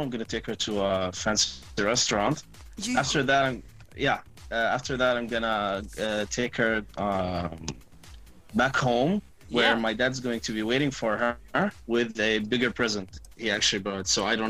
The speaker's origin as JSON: {"language": "English", "country": "Saudi Arabia", "said": "I know I'm from Saudi Arabia and everything"}